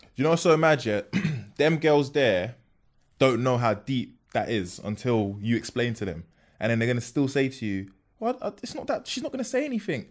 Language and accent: English; London, United Kingdom; also born or lived in Peckham; born in Peckham, then I moved from Peckham to Bermondsey